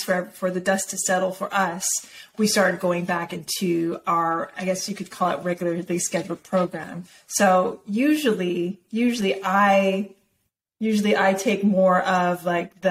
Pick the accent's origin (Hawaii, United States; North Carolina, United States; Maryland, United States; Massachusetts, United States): Hawaii, United States; Hilo; I was born in Hilo, Hawaii